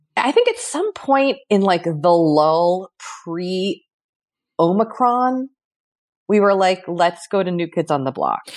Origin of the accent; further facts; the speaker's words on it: Boston, Massachusetts, United States; moved away; I felt such hometown pride. And I was, like, wanted to be, like, "It's me, I'm from Boston."